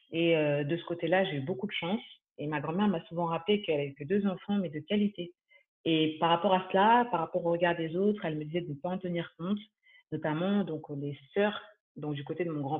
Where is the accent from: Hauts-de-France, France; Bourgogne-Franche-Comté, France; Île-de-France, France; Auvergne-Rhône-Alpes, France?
Île-de-France, France; also born or lived in Cannes, France; je suis donc née et j'ai grandi en France, principalement en région parisienne, et aussi donc à Cannes, plus précisément dans les Alpes-Maritimes.